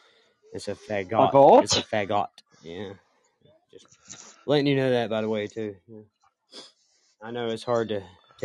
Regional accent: the South, United States; I'm Southern

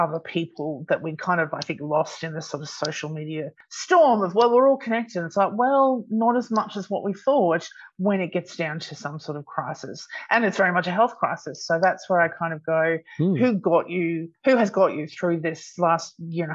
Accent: Australia; I'm an Aussie

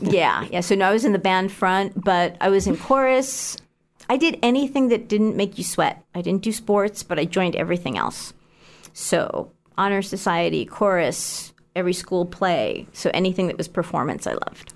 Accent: Frackville, Pennsylvania, United States; moved away as an adult; also born or lived in New York / State College, Pennsylvania; I grew up in Frackville, Pennsylvania, which is a small town in Schuylkill County in the Anthracite Coal District.

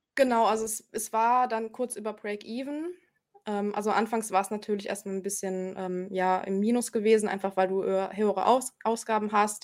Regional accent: Germany; hier bei uns in Deutschland

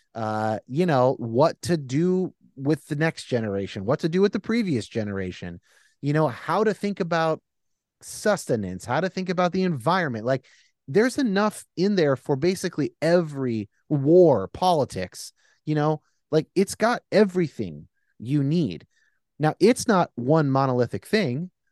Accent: California, United States; I'm a Californian

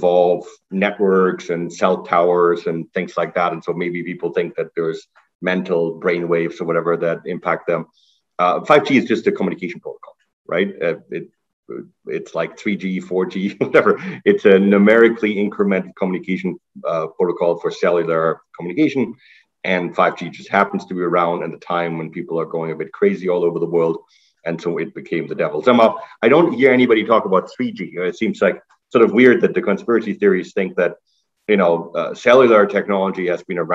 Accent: Germany; moved away as an adult; now in Canada; I'm originally from Germany. I came to Canada to do my undergrad

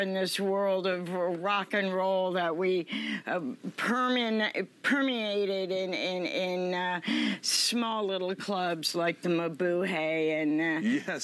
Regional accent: Los Altos, California, United States; I'm originally from Los Altos

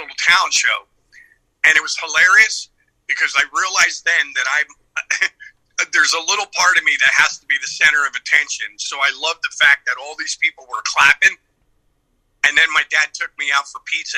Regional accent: Philadelphia, Pennsylvania, United States; moved away; I lived all over that city. I was born in South Philadelphia. About a year after I was born, my parents moved to an area up in North Philadelphia.

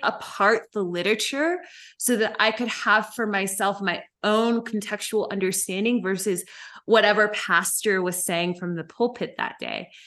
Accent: Memphis, Tennessee, United States; when we came back to Memphis

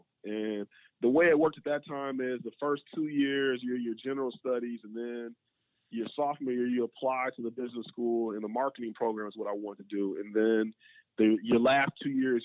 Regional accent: Detroit, Michigan, United States; I was born in Detroit, actually in southwest Detroit

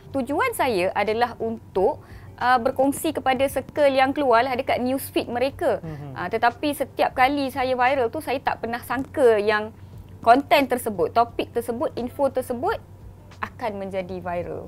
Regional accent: Kuantan, Pahang, Malaysia; saya berasal daripada Kuantan Pahang

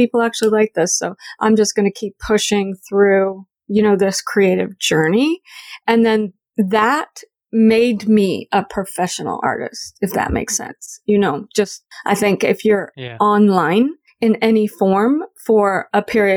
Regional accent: the South, United States; born or raised there; moved away as an adult; now in Canada

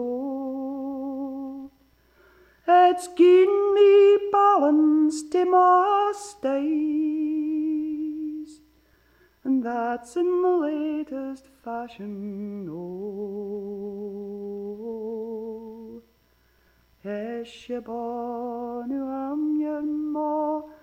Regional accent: Glasgow, Scotland, United Kingdom; moved away as an adult; now in Canada; I'll have to go back to Glasgow to do my fourth year

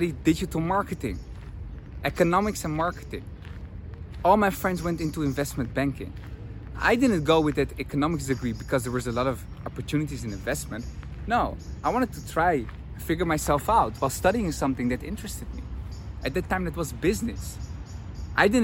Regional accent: Netherlands; moved away as an adult; I'm from the Netherlands

